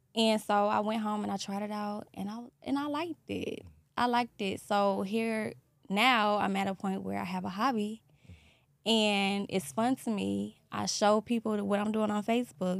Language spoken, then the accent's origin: English; Columbia, South Carolina, United States; now in Atlanta, United States; I'm from South Carolina, Columbia, South Carolina